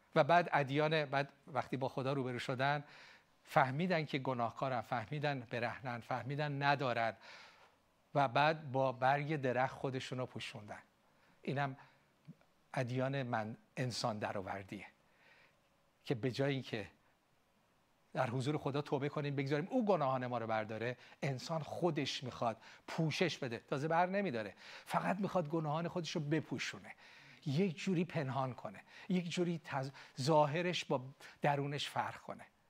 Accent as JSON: {"language": "Persian", "country": "Iran", "said": "ما ایرانی ها"}